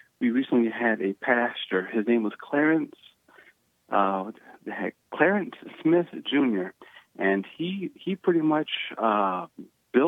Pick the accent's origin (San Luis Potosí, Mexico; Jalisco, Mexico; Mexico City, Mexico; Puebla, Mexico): Jalisco, Mexico; Guadalajara; now in United States; I was born in Guadalajara, Mexico.